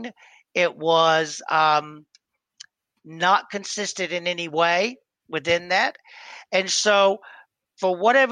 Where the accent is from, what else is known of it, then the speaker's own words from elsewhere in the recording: Georgia, United States; I was from Georgia